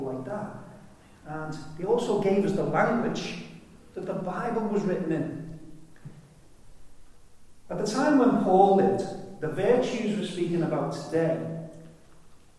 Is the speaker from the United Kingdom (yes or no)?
yes; United Kingdom; I'm a Brit.